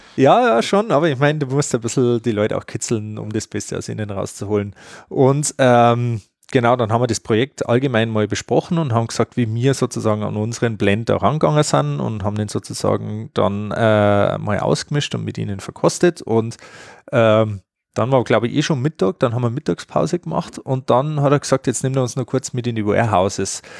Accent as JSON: {"language": "German", "region": "Bavaria", "country": "Germany", "said": "bei uns in Bayern"}